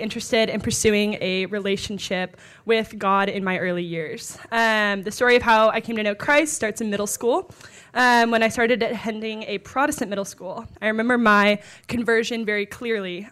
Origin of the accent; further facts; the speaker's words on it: Dallas, Texas, United States; moved away as an adult; now in Washington, D.C., United States; I'm from Dallas, but went to college at Texas A and M